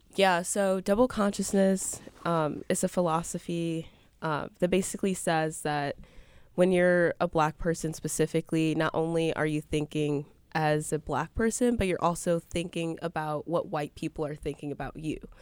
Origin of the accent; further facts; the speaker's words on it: Milwaukee, Wisconsin, United States; I'm a journalism major from Milwaukee, from the Northwest side.